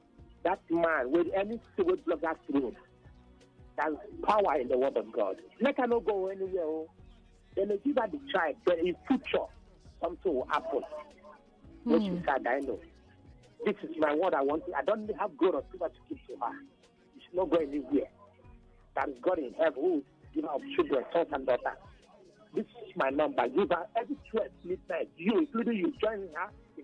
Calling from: Satellite Town, Lagos, Nigeria; I'm Satellite Town.

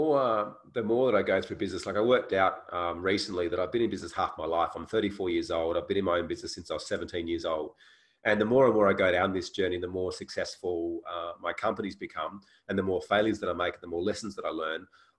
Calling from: Canggu, Bali, Indonesia; And I'm actually calling in from Canggu, Bali, Indonesia, from my place here as well.

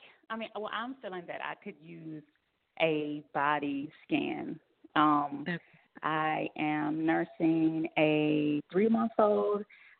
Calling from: Washington, District of Columbia, United States; I'm calling from Washington, D.C.

